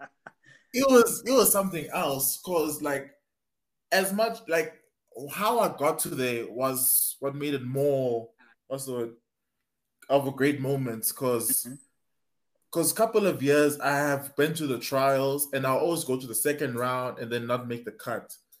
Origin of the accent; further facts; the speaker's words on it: South Africa; I am from South Africa.